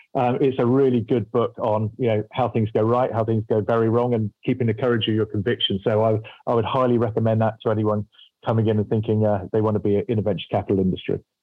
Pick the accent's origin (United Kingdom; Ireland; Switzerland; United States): United Kingdom; I'm British